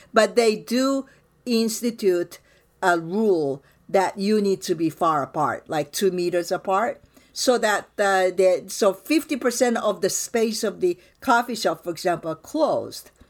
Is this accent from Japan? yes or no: yes; Japan; now in United States; I grew up in Japan, so we bow